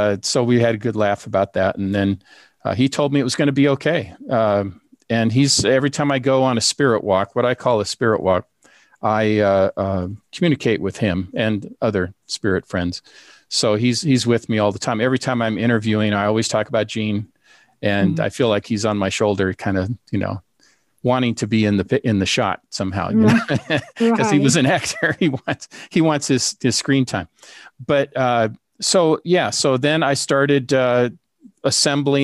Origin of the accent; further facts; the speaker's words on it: Seattle, Washington, United States; we grew up together in Seattle with immigrant parents.